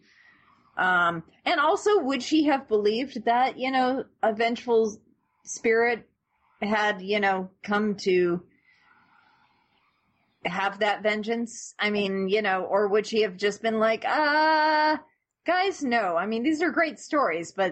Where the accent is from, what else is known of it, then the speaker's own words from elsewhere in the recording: California, United States; born and raised in California